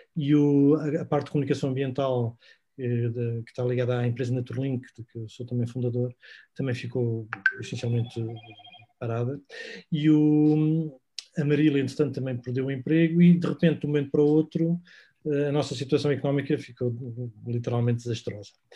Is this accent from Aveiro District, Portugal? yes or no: no; Sintra, Lisbon, Portugal; nós somos de Sintra, vivemos na zona de Colares